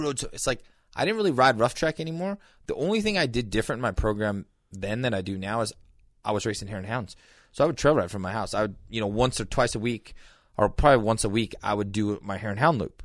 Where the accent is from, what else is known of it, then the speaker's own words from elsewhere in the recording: Montana, United States; growing up in Montana